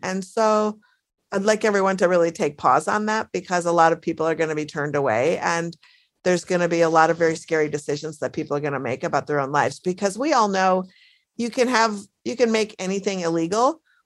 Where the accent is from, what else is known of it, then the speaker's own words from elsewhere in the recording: Minneapolis, Minnesota, United States; now in Brooklyn, United States; my hometown of Minneapolis